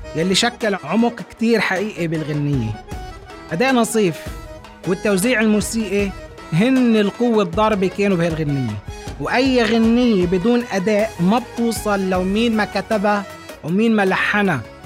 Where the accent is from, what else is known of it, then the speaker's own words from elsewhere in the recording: Lebanon; بلدنا لبنان